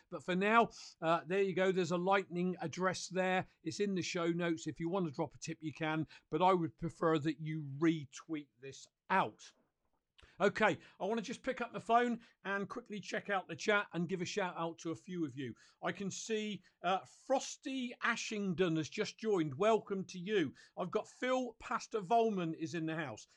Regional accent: United Kingdom; I'm a Brit

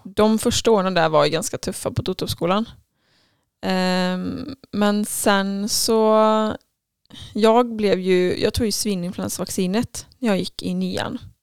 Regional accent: Falköping, Västra Götaland, Sweden; jag är uppvuxen i Falköping

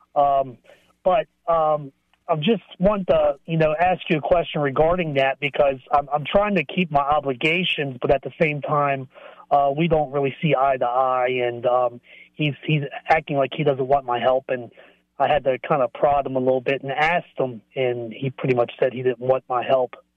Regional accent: Baltimore, Maryland, United States; moved away; I'm originally from Baltimore

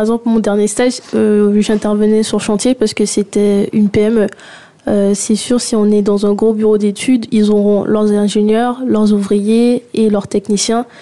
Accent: Guadeloupe; now in France; j'ai grandi en Guadeloupe

